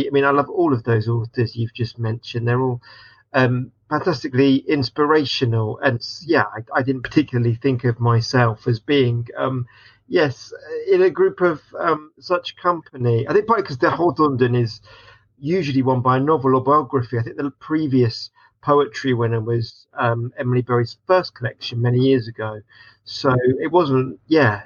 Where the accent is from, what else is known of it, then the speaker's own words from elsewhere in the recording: Watford, East of England, United Kingdom; I was born in Watford and grew up there.